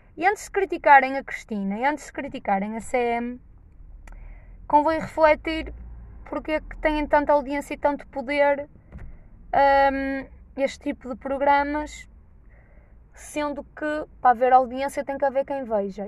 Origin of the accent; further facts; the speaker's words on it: Norte, Portugal; accent: nortenho; Os boetas gostam de gozar com o meu sotaque nortenho